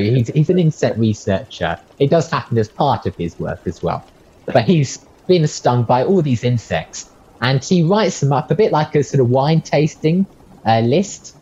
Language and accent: English; Australia; I come from Australia